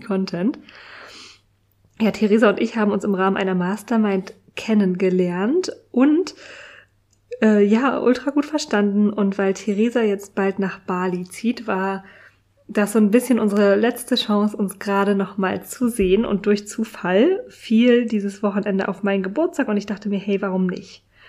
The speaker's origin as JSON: {"language": "German", "region": "Berlin", "country": "Germany", "said": "nicht in meiner Heimat, nicht in Berlin verbracht"}